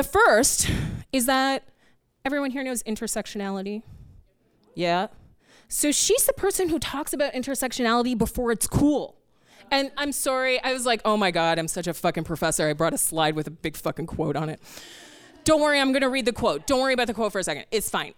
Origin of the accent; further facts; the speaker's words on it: Canada; moved away as an adult; now in New York City, United States; I'm a Canadian who has to live here now